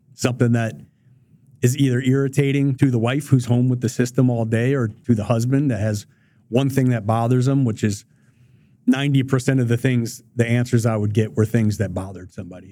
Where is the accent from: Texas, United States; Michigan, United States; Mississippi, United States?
Michigan, United States; Detroit; I grew up in Southwest Detroit. I went to a Detroit public high schools.